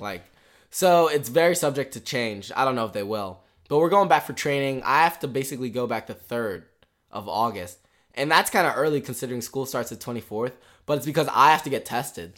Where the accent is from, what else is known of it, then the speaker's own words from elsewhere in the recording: Richmond, Virginia, United States; we're from Richmond, which is in Virginia